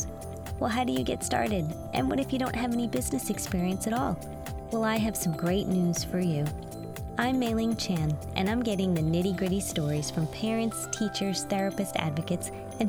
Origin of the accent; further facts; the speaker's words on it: East Coast, United States; moved away as an adult; now in Los Angeles, United States; I'm actually from the East Coast. I moved out here about 5 years ago